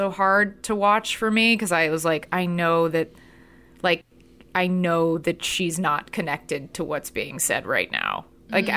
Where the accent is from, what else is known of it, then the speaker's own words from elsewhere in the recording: Texas, United States; as like a Texan Jew